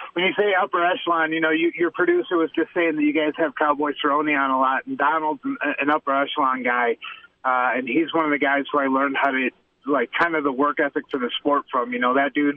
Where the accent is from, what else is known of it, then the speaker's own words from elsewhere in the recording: Michigan, United States; now in Albuquerque, United States; I'm from Michigan originally